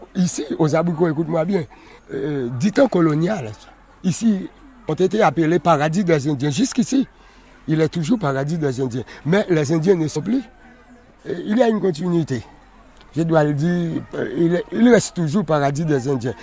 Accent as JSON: {"language": "French", "country": "Haiti", "said": "je suis un haïtien"}